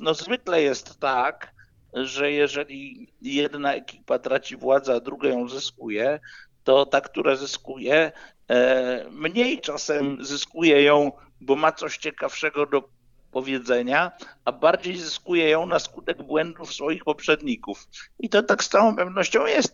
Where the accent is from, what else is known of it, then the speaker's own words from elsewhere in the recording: Poznań, Greater Poland, Poland; ja jestem z Poznania, mieszkam w Poznaniu